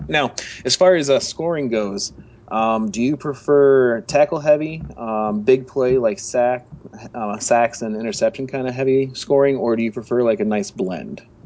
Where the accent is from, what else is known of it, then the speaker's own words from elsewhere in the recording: Michigan, United States; I'm I'm from Michigan